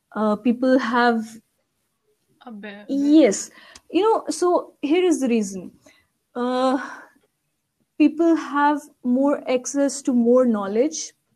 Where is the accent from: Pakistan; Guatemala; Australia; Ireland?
Pakistan; I was born and raised in Pakistan. Whole of my education is from Pakistan